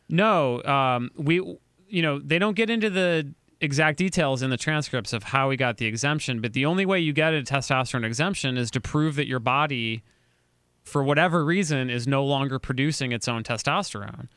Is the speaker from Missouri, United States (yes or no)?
yes; St. Louis, Missouri, United States; my hometown, Saint Louis